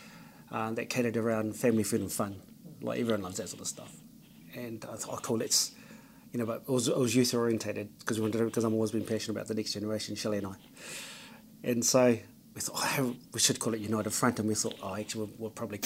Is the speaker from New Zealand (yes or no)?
yes; Porirua, Wellington, New Zealand; born and bred. Porirua, Wellington. Samoan descent.